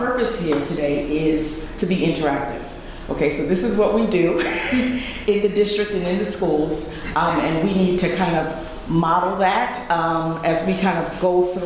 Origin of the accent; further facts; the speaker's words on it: New York, United States; I am from New York